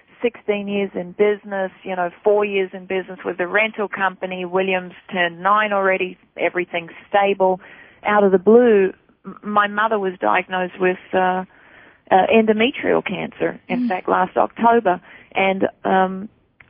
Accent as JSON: {"language": "English", "country": "Australia", "moved": "as an adult", "lives_now": "United States", "said": "I'm from Australia"}